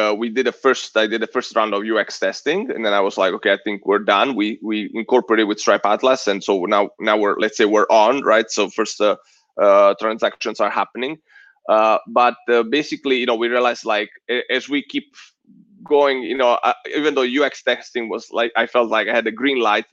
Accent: Southern Italy, Italy; now in United States; I'm Italian. I'm super direct. I'm from Southern Italy

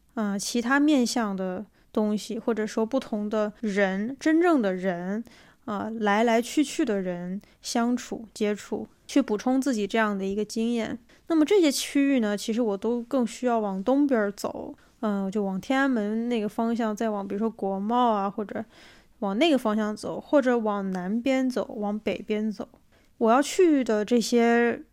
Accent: Xiamen, Fujian, China; moved away as an adult; also born or lived in England; now in Beijing, China; 我在厦门生活成长，我的大学又是在英国的一个小镇里度过的

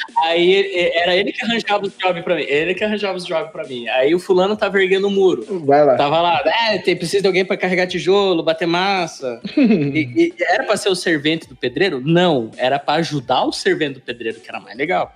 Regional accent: Curitiba, Paraná, Brazil; eu já sou curitibano, vivi, cresci na gema lá

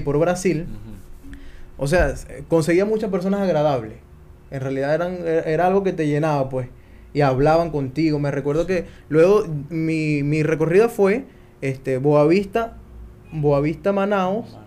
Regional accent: Venezuela; moved away as an adult; yo no voy a salir nunca de Venezuela, me siento tranquilo, mi familia

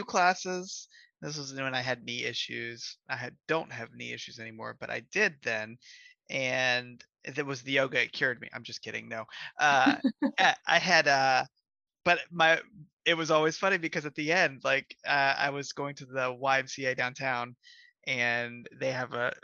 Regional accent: Cincinnati, Ohio, United States; I am from Cincinnati. I grew up in Colerain.

